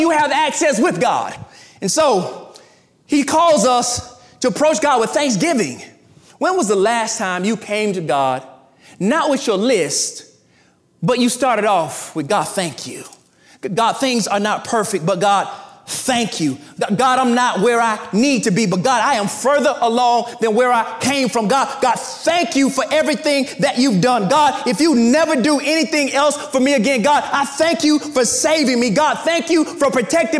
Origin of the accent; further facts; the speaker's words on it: the South, United States; I'm from the South, and my parents are from the South